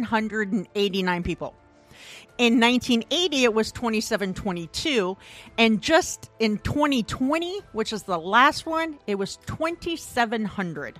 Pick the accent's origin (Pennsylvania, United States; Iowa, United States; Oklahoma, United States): Iowa, United States; Hayward; moved away; I was born in a small town called Hayward in Iowa in 1975